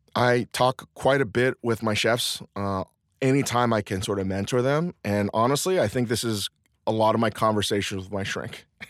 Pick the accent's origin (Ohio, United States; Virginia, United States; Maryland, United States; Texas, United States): Virginia, United States; Northern; I was raised in the Northern Virginia, D C area